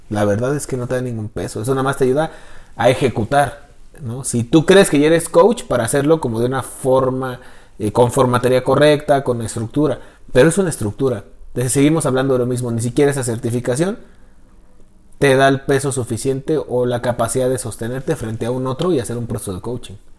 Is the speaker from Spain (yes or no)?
no; Mexico; realmente soy mexicano